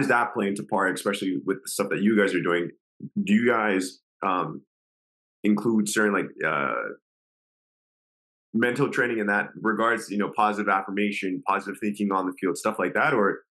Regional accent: Canada; I grew up in Canada

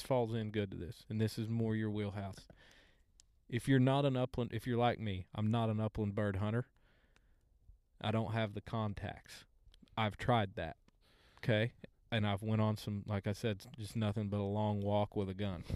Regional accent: Oologah, Oklahoma, United States; I'm a Ooga boy.

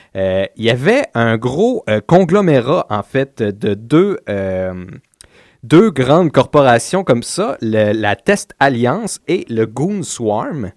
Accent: Laval, Quebec, Canada; on vient de Laval

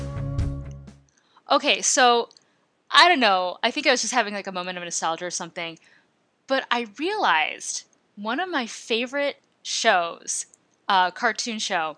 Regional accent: Midwest, United States; I grew up in the Midwest

